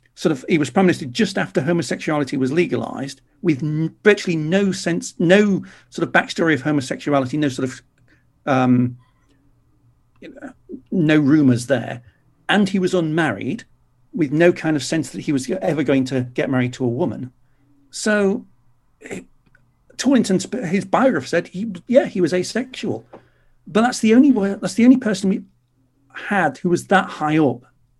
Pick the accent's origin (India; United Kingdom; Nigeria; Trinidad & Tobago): United Kingdom; England; I'm English